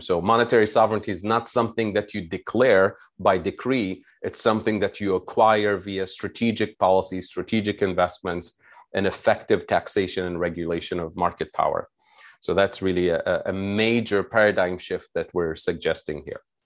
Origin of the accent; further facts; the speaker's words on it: Tunisia; I'm originally from Tunisia